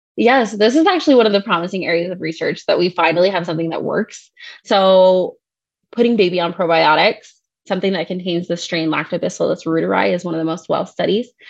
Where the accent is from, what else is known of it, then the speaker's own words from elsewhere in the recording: Ohio, United States; moved away; I'm originally from Ohio. I grew up there and then went out to school for nursing school.